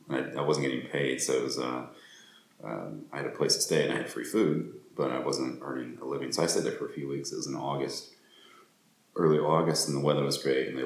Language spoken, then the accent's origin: English; United States; moved away as an adult; now in Rome, Italy; I moved back to the States